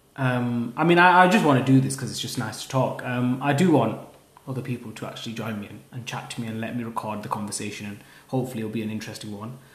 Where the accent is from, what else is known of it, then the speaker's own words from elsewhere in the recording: Haslingden, North West England, United Kingdom; I'm from Haslingden